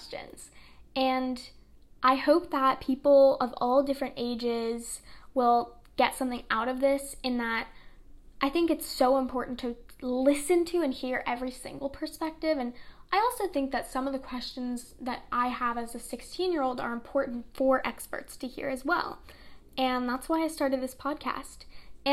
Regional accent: New York City, New York, United States; I was born and raised in Brooklyn, New York

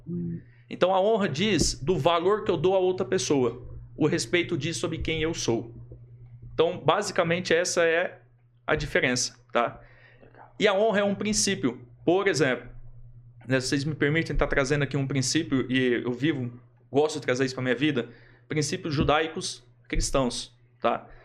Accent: Adamantina, São Paulo, Brazil; moved away as an adult; also born or lived in Londrina, Paraná; now in Maringá, Brazil; Eu sou do interior de São Paulo. Uhum. Minha cidade natural é interior de São Paulo, Adamantina

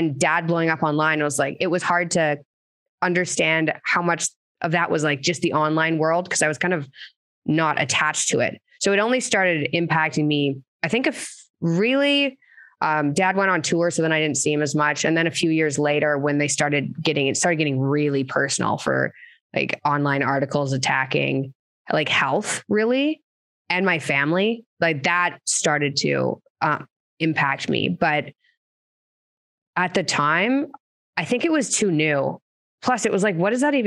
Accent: Canada; now in United States; as a Canadian

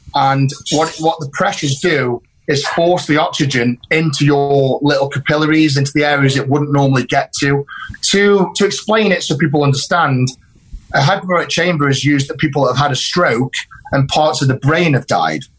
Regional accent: United Kingdom; it was done in my home country

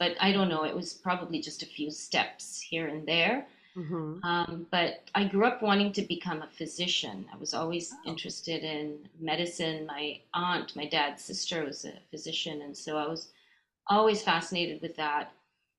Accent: Canada; also born or lived in India; I grew up in Canada. I was born in India, but I moved when I was a baby. And so we lived in many different cities in Canada. And so when I was about five, we were in Edmonton, Alberta, out west.

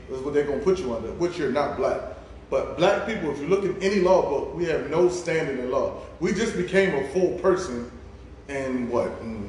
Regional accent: United States; born there; I was born in the United States.

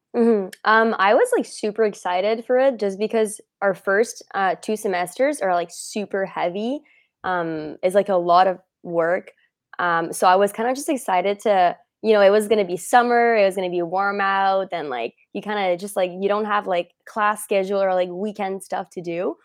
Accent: Montreal, Quebec, Canada; I am from, uh, Montreal-ish

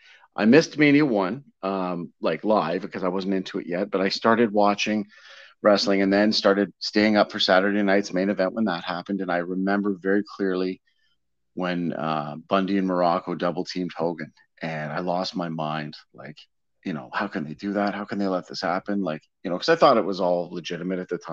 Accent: Hamilton, Ontario, Canada; I was born in 76 in Hamilton, Ontario

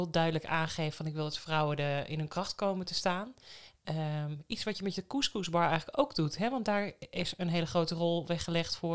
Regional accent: Amsterdam, North Holland, Netherlands; also born or lived in Enschede; nee, ik ben in Amsterdam, in de rivierenbuurt in Amsterdam geboren en getogen.

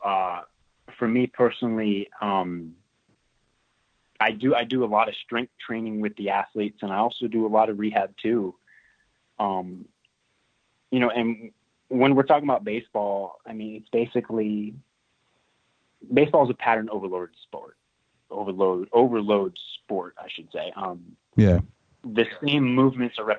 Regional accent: Florida, United States; moved away as an adult; also born or lived in Georgia; I grew up in Florida, and that's where I played my high school ball

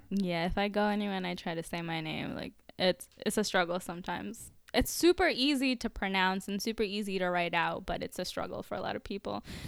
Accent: Orlando, Florida, United States; I was born and raised in America

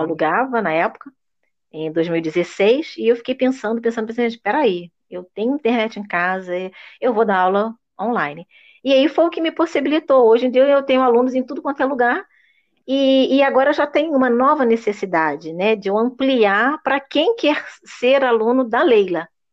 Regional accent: Brazil; first language Portuguese; eu sou uma brasileira que falo inglês

